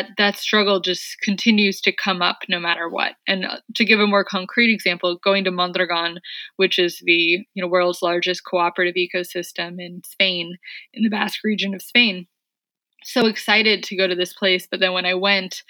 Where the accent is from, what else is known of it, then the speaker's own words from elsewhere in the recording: San Francisco, California, United States; I'm from San Francisco, but worked and lived around the Bay Area